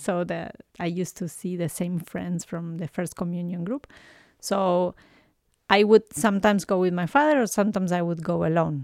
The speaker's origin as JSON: {"language": "English", "region": "Buenos Aires", "country": "Argentina", "tie": "born or raised there", "second_language": "English", "moved": "as an adult", "lives_now": "Canada", "said": "I was born in Argentina, in Buenos Aires"}